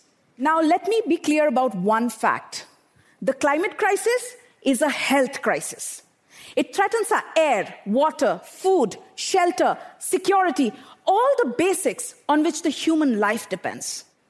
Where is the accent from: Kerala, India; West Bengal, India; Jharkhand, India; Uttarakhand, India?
Jharkhand, India; Bokaro Steel City; I grew up in Bokaro Steel City in eastern India, an industrial township surrounded by power plants and steel smelters.